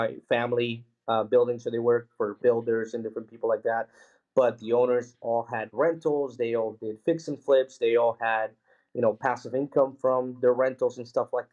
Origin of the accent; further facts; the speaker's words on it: Philadelphia, Pennsylvania, United States; also born or lived in Mexico City, Mexico; when I was 6 years old, we moved to Philadelphia, Pennsylvania, and, you know, grew up really humble beginnings.